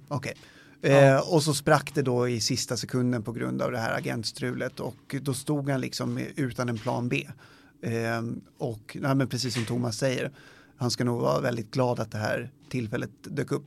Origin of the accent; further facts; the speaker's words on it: Sweden; vi som svenskar